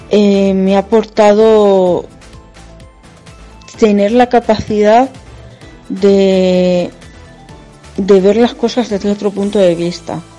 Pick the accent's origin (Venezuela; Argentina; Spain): Spain; Almadén, Castilla-La Mancha; tengo 27 años, soy de Almadén, un pueblo de la provincia de Ciudad Real